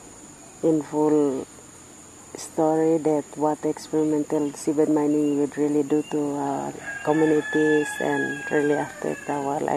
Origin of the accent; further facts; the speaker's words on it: Karkar Island, Madang Province, Papua New Guinea; I'm from Kavala Village on Karkar Island in PNG